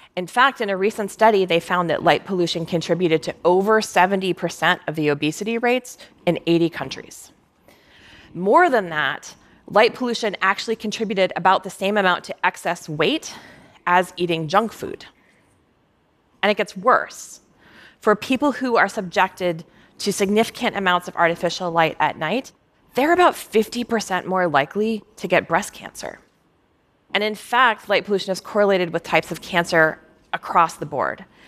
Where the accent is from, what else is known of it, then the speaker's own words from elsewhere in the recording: Minnesota, United States; I was growing up in Minnesota